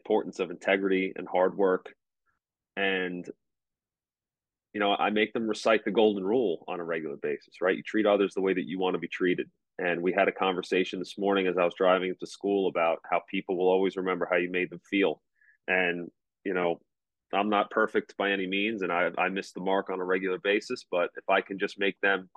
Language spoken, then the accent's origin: English; United States; also born or lived in Kent Island, Maryland; now in Baltimore County, United States; I grew up in Suffolk County